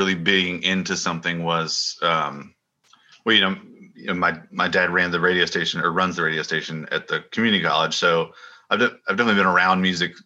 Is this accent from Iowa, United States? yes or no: no; Sanford, North Carolina, United States; now in Nashville, United States; growing up in Sanford